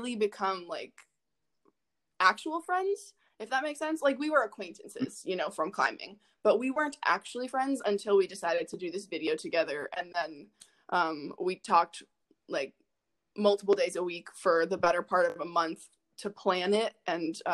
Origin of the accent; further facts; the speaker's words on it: Northern Virginia, United States; I grew up in the Northern Virginia area, suburbs of DC